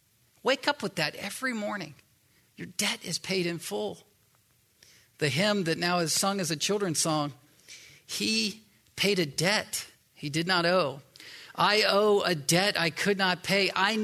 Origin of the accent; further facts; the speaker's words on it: the South, United States; yeah, I'm from the South originally.